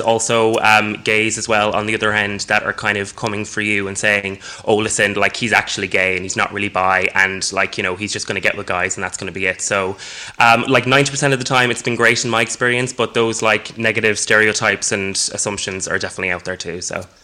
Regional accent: Galway, Connacht, Ireland; now in Dublin, Ireland; I'm originally from Galway, girls, but um, yeah, trapped in Dublin

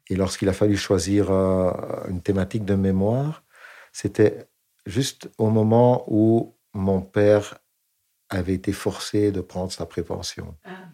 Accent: Flémalle, Wallonia, Belgium; je suis né en Belgique

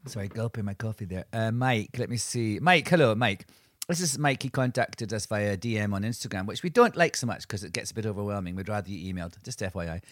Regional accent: Angus, Scotland, United Kingdom; Angus, which is the county that I grew up in in Scotland

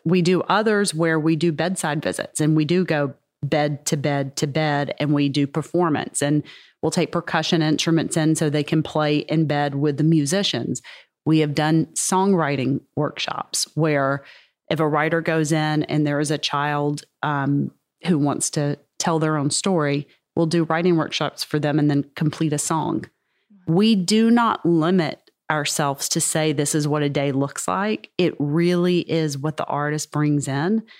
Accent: Mississippi, United States; I am from Mississippi

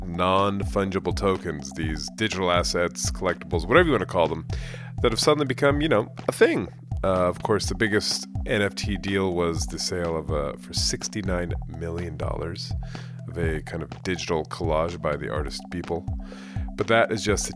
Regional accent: Bay Area, California, United States; moved away as an adult; also born or lived in London; I'm from the Bay Area originally, lived overseas for 15 years, moved back in 2016

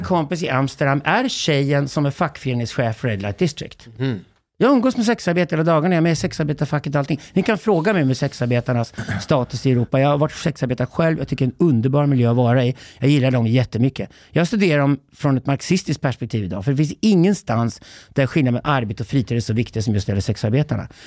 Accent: Sweden; som svensk man

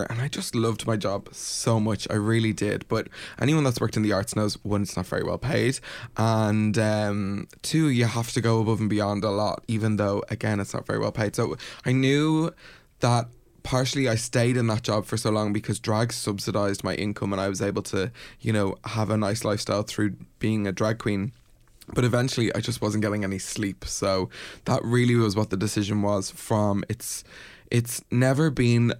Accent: Ireland; We're Irish

